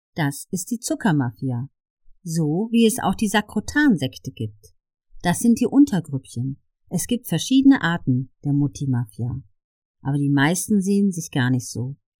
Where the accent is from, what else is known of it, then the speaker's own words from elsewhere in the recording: Ludwigshafen, Rhineland-Palatinate, Germany; Ich komme ja aus Oggersheim und wir waren früher immer in der Gastronomie.